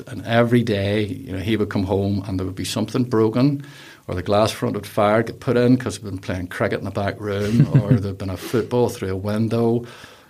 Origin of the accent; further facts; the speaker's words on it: Whitehead, Northern Ireland, United Kingdom; Born bred Whitehead